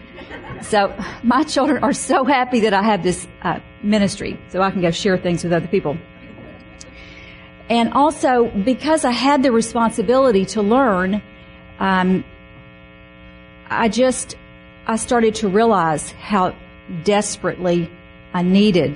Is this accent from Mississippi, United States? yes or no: yes; Mississippi, United States; I grew up Baptist in Mississippi